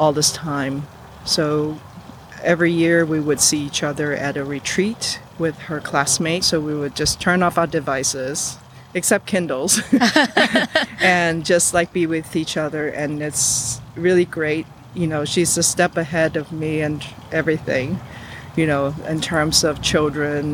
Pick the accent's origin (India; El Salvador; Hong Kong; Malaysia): Hong Kong; also born or lived in New York; now in Los Angeles, United States; growing up in Hong Kong, being middle class means that there is a nanny